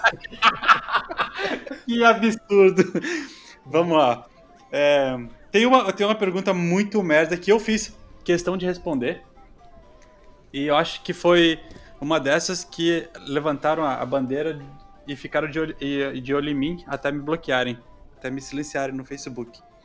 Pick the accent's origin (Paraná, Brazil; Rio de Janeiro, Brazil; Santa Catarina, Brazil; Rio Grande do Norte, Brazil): Santa Catarina, Brazil; Florianópolis; also born or lived in Recife; now in Sweden; Quando eu morei no Nordeste, eu, eu morei em Recife e falava, sou de, de Floripa, sou de Santa Catarina